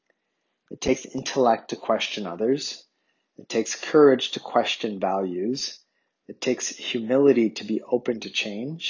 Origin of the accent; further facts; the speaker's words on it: Ottawa, Ontario, Canada; moved away; I grew up in Ottawa, Canada's capital city